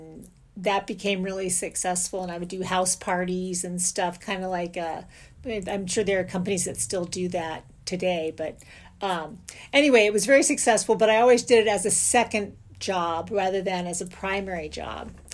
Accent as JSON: {"language": "English", "town": "St. Petersburg", "region": "Florida", "country": "United States", "tie": "born or raised there", "said": "I grew up in St. Petersburg, Florida"}